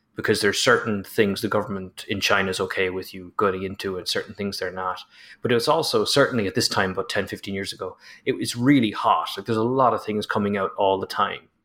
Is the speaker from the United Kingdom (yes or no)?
no; Ireland; as an Irishman